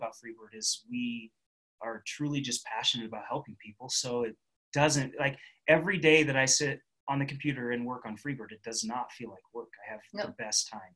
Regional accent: Northern California, United States; moved away as an adult; now in Reno, United States; we're originally from the Northern California area

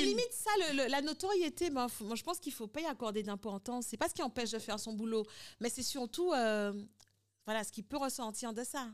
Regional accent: Guadeloupe; also born or lived in Santo Domingo / Paris; je suis guadeloupéenne

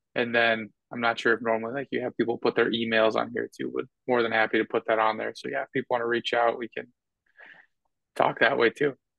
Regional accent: North Dakota, United States; moved away as an adult; now in Tampa, United States; I'm from North Dakota, so it's not like I'm living in some big area. We're now living in Tampa

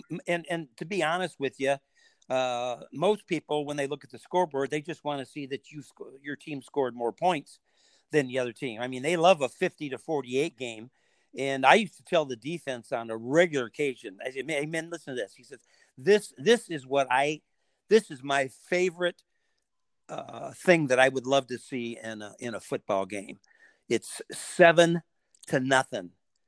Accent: Ann Arbor, Michigan, United States; And that wasn't a defense philosophy that I grew up in Ann Arbor.

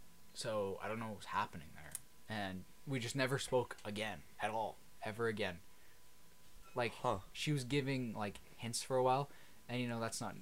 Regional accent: Canada; we're Canadian.

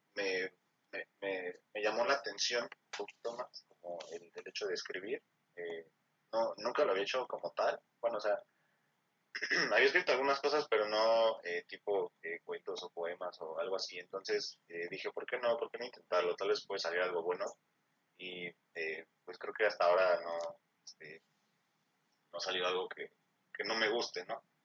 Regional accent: Mexico City, Mexico; nací aquí en la Ciudad de México, más específicamente en la eh, alcaldía de Iztapalapa

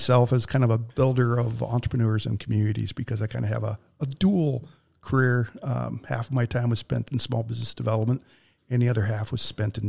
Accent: Mason City, Iowa, United States; moved away as an adult; also born or lived in North Dakota / Waterloo, Iowa; now in Mankato, United States; Them being an Iowa native. Yeah. But I grew up in Mason City.

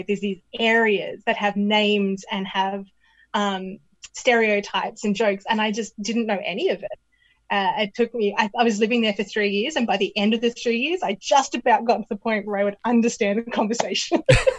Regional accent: Canberra, Australian Capital Territory, Australia; now in Portland, United States; If I said I was from Canberra and they were from Canberra, they'd start asking me all this stuff.

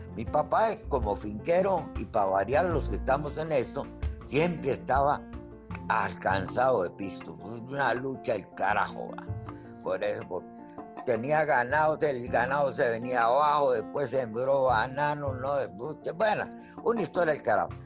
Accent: Limón, Costa Rica; moved away; also born or lived in Guatemala; yo soy de, de, Puerto Limón, Costa Rica, soy porteño, nací en finca, eh, una finca que tenía mi viejo en la provincia de Limón

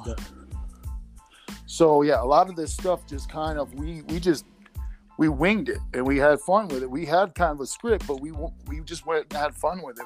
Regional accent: Chicago, Illinois, United States; moved away as an adult; now in Colorado, United States; I'm from Chicago area, so uh, basically, I uh, decided to up and move with my girlfriend to uh, Colorado

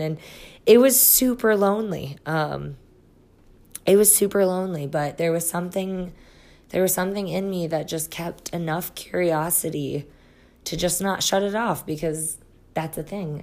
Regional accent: Iowa, United States; moved away as an adult; now in Colorado, United States; I'm originally from Iowa

